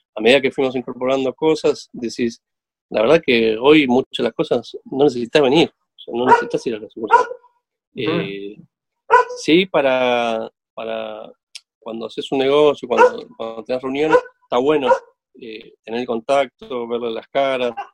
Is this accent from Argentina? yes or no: yes; Argentina; como argentinos